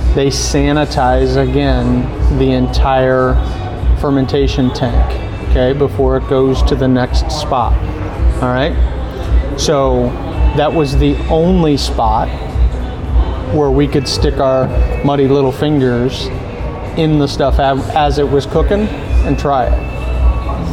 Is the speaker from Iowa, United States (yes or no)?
no; St. Louis, Missouri, United States; We're from St. Louis